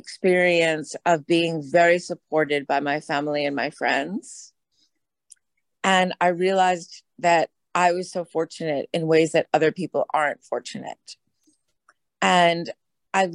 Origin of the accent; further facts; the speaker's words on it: United States; I am an American